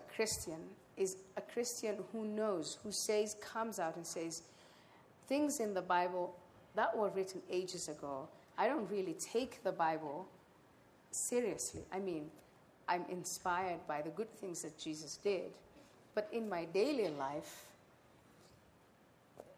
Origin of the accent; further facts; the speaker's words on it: Somalia; I am from Somalia